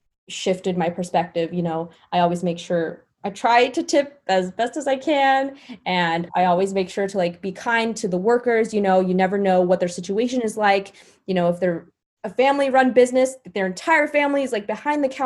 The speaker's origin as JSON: {"language": "English", "town": "Rolla", "region": "Missouri", "country": "United States", "tie": "born or raised there", "said": "I grew up in Rolla, Missouri, super racially"}